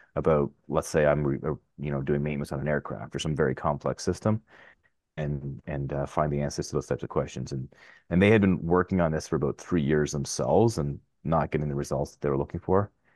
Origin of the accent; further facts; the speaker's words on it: Ottawa, Ontario, Canada; also born or lived in Arnprior, Ontario / California; I'm from Ottawa. Uh, originally from Arm Ferrari, which is just, uh, west of here, but yeah, I'm, uh, I'm an Ottawa guy